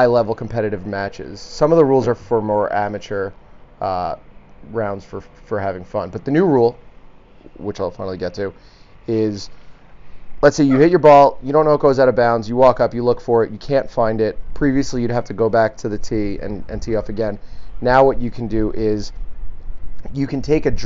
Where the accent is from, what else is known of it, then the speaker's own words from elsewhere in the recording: New York, United States; now in Omaha, United States; As a New Yorker